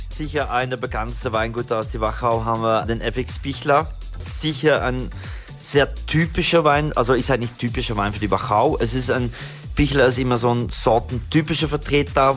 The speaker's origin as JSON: {"language": "German", "country": "Belgium", "second_language": "German", "said": "ich bin Belgier"}